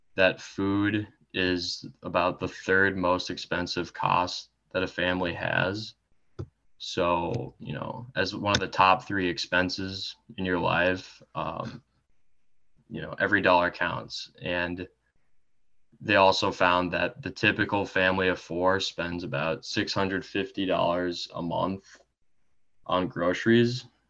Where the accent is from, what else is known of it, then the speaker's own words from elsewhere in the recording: Eden Prairie, Minnesota, United States; I am from Eden Prairie, Minnesota.